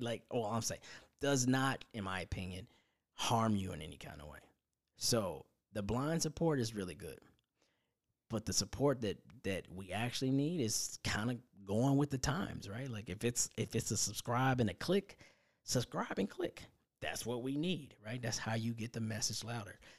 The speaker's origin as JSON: {"language": "English", "region": "Indiana", "country": "United States", "tie": "born or raised there", "said": "my hometown of Indiana"}